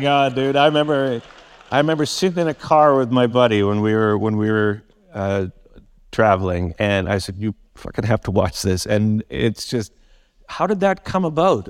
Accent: Vancouver, British Columbia, Canada; also born or lived in Surrey; born and raised in Vancouver

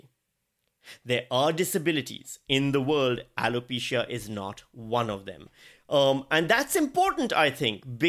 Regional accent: Karachi, Sindh, Pakistan; moved away; I grew up in Pakistan.

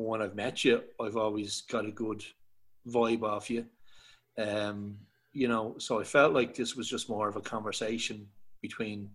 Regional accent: Dublin, Leinster, Ireland; also born or lived in Knocklyon / Tallaght; So I'm from Dublin. I am 38 now. I grew up in between Knocklyne initially, and then moved to Talla.

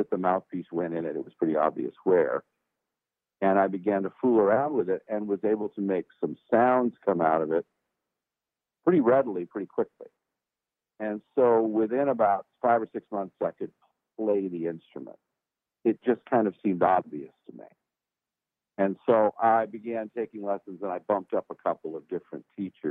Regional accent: Los Angeles, California, United States; now in Nashville, United States; I was born and raised in California. I was from the port of Los Angeles, a town called San Pedro. And that's where I was born and raised.

